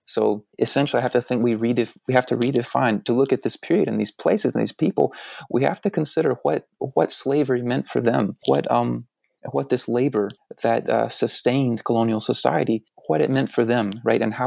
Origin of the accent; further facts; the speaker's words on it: Deep South, United States; I'm from the Deep South